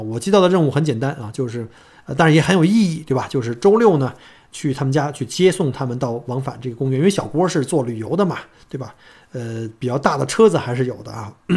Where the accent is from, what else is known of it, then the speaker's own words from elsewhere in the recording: China; now in Melbourne, Australia; 我们中国人已经经历了这个前一个月在中国的这种情况